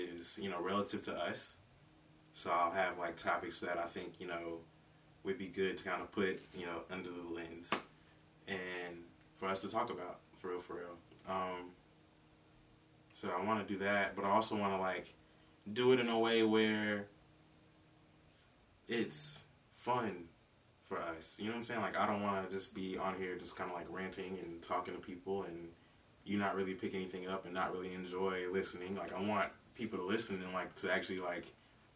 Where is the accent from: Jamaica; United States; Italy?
United States; Greenville, South Carolina; also born or lived in Macon, Georgia / Philadelphia, Pennsylvania; now in Columbia, United States; I'm from Greenville, Spartanburg, South Carolina